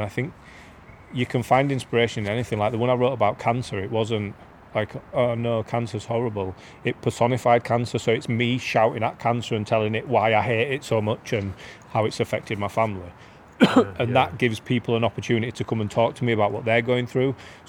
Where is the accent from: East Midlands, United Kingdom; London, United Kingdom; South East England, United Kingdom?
East Midlands, United Kingdom; Beeston; And the one about growing up in Beeston is more about what it was like for us rather than the difference today.